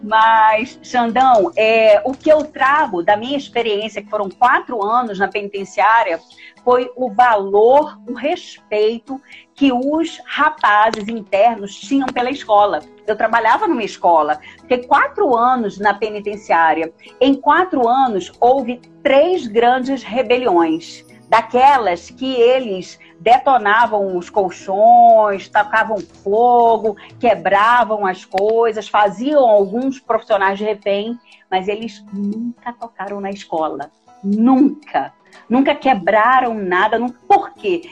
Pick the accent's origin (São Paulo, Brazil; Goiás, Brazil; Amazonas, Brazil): Amazonas, Brazil; Manaus; moved away as an adult; now in Minas Gerais, Brazil; o meu estado, de, na, né, onde eu nasci, Manaus, no Amazonas